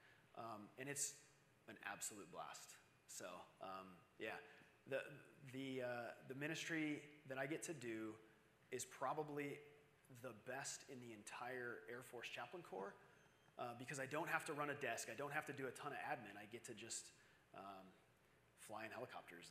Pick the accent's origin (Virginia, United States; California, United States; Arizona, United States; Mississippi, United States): Arizona, United States; I'm from Arizona.